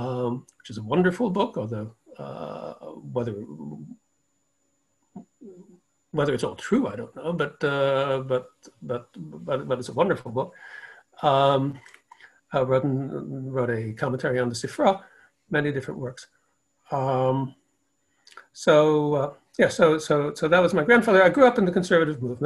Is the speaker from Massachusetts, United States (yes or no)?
no; Providence, Rhode Island, United States; now in Philadelphia, United States; I grew up in Providence, Rhode Island